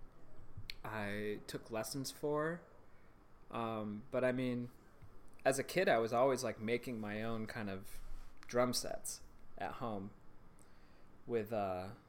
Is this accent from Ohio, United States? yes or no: no; Michigan, United States; moved away; also born or lived in Chicago; the town that I grew up in Michigan